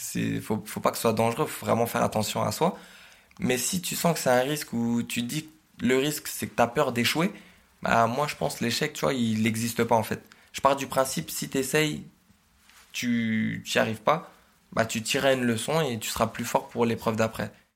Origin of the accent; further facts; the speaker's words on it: Oise, Hauts-de-France, France; je suis originaire de l'Oise